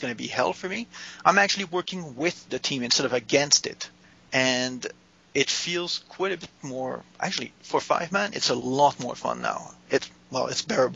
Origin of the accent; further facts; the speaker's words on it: Canada; I am Canadian